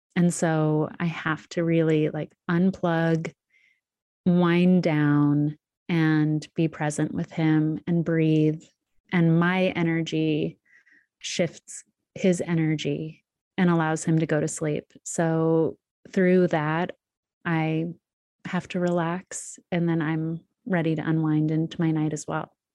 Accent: Sedona, Arizona, United States; moved away; also born or lived in New York; spend one month in my hometown of Sedona.

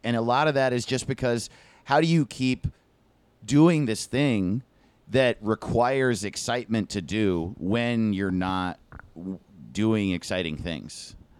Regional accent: East Coast, United States; I grew up on the East

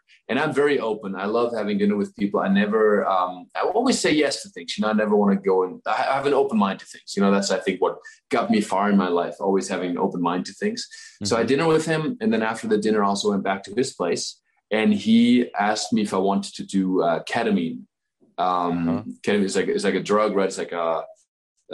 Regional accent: Southern Germany, Germany; moved away; my hometown is like a town of 1,000 people in the south of Germany

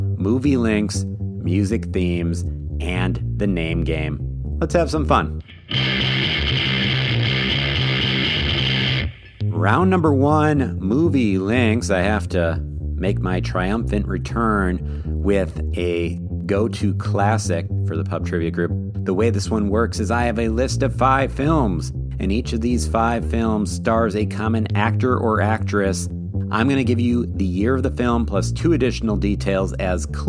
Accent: Minnesota, United States; my home state of Minnesota

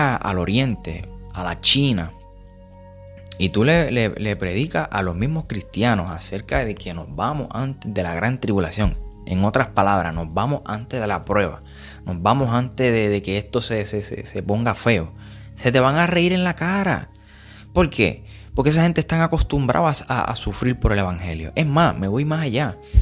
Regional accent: Puerto Rico; somos puertorriqueños ambos

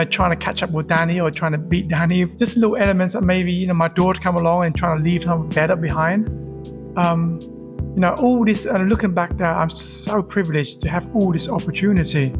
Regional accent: London, United Kingdom; English is a second language; also born or lived in tropical island (birthplace, unnamed); most of my life so far, I grew up in UK

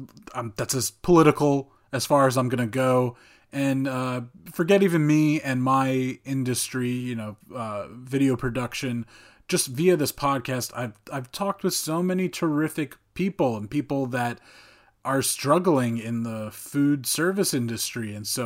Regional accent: New Jersey, United States; Another Jersey guy just like me

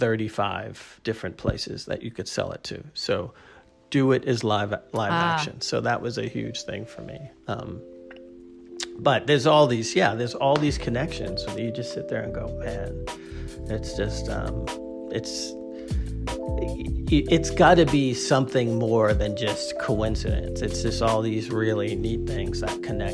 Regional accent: Boston, Massachusetts, United States; we're both from Boston. My great aunt, who lived around the corner from me

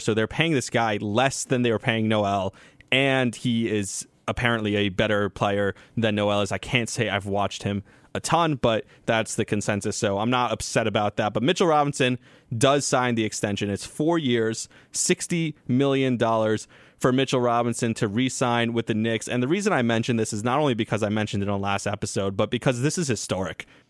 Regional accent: Israel; moved away; I got to go on the air and talk about growing up in Israel

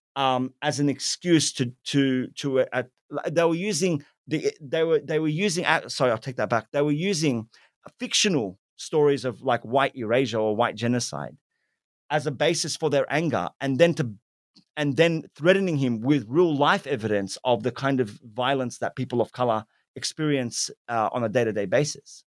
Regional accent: Sydney, New South Wales, Australia; accent: Western Sydney Arab Australian English; also born or lived in Lakemba; when I was growing up in Sydney's inner west, you know, as a child, I was a very white community.

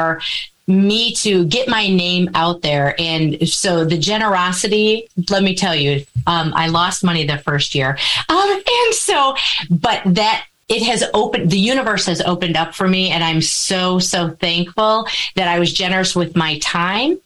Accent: Wisconsin, United States; I am a born and bred cheesehead

